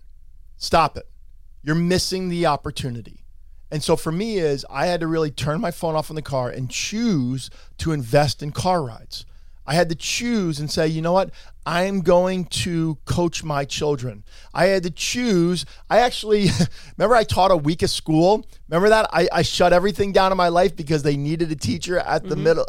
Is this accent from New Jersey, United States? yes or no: yes; Allendale, New Jersey, United States; I'm from Bergen County. I'm an Allendale boy